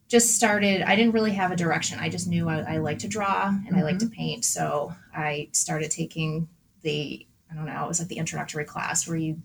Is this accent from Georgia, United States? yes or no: no; Boxford, Massachusetts, United States; We grew up in Boxford, Massachusetts.